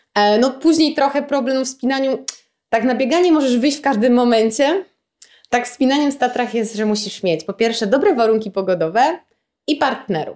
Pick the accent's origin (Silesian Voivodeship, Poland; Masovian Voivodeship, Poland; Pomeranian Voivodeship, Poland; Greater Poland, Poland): Pomeranian Voivodeship, Poland; Gdynia; jestem z Gdyni i jak każdy gdynianin jestem taką bardzo lokalną patriotką i kocham to miasto.